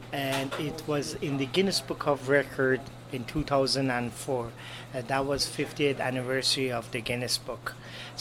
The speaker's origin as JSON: {"language": "English", "country": "Iran", "moved": "as an adult", "lives_now": "Canada", "said": "I came from Iran"}